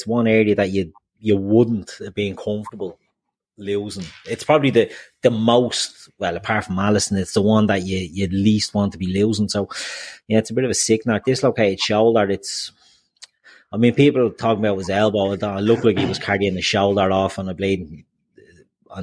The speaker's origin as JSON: {"language": "English", "town": "Dublin", "region": "Leinster", "country": "Ireland", "said": "I'm from Dublin 4"}